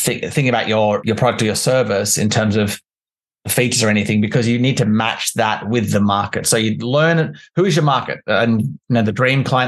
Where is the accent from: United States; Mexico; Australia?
Australia; Canberra, Australian Capital Territory; also born or lived in London; I'm from Canberra in Australia